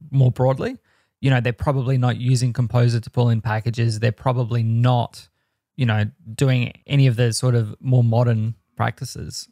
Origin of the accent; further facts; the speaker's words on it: Australia; I am the Australian.